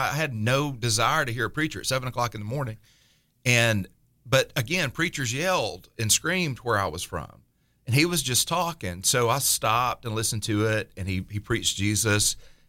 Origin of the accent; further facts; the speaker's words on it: Appalachia, United States; You know, we grew up in the Appalachian foothills, and it was mountain preachers, so a lot of, you know, they yell at you, the scriptures.